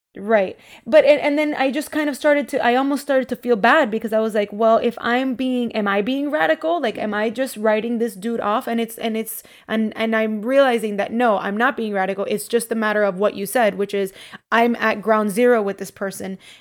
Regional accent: Miami, Florida, United States; I grew up in Miami in, you know, in low-income areas

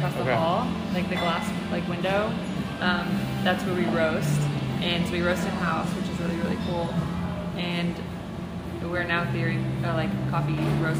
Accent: Arkansas, United States; now in Texas, United States

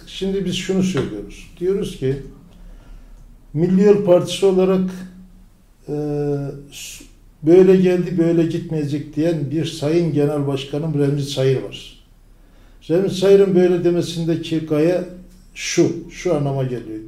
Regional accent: Tortum, Erzurum, Turkey; moved away as an adult; now in İzmir, Turkey; bin dokuz yüz elli sekiz, e, Erzurum doğumluyum. Erzurum

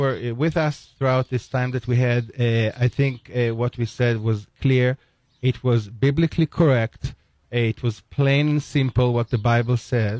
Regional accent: Jerusalem, Jerusalem District, Israel; You know, I'm from Jerusalem, so I see the three religions over there.

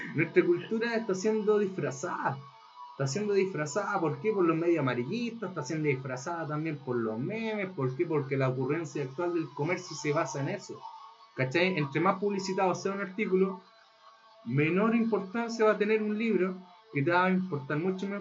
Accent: Chile; also born or lived in northern Chile; a mí y a mi otro amigo chileno nos daba vergüenza nuestra cultura

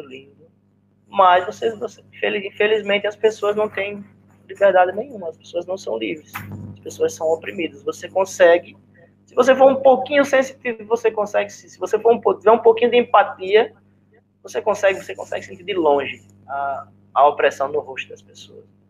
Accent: Arapiraca, Alagoas, Brazil; accent: nordestino; moved away as an adult; eu vim do interior de Alagoas, eu vim de Irapiraca

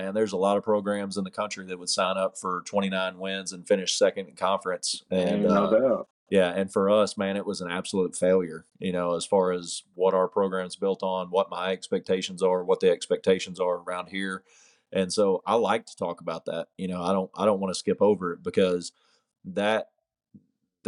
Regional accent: Hot Springs, Arkansas, United States; now in Magnolia, United States; I was from Hot Springs, Arkansas

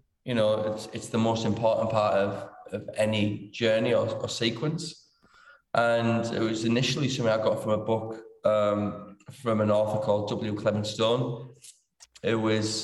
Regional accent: Middlesbrough, North East England, United Kingdom; I'm from Middlesbrough. Well, from Winniebanks, that's in Middlesbrough. Important to get that bit in TS5.

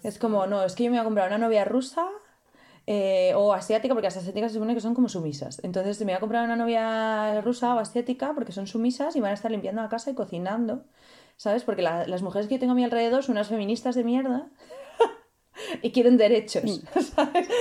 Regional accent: Spain; moved away; also born or lived in Italy; yo soy de España

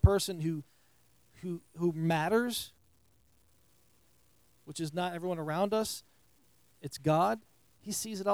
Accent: New York, United States; moved away as an adult; now in Southern United States; I'm from New York, in New York

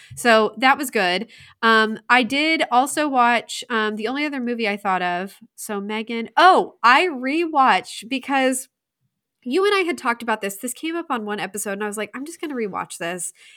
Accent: Indiana, United States; I was from Indiana

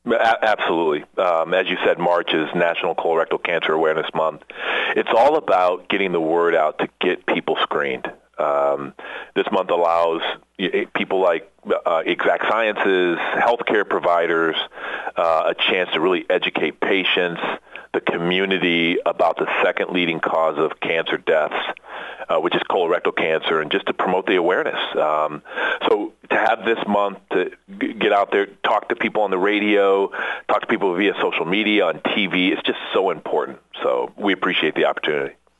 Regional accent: Iowa, United States; moved away as an adult; I'm from the Midwest, so grew up in in Iowa

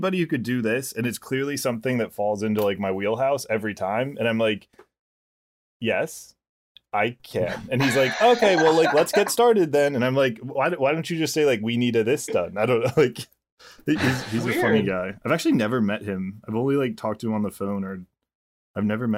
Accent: Phoenixville, Pennsylvania, United States; I'm Phoenixville trash

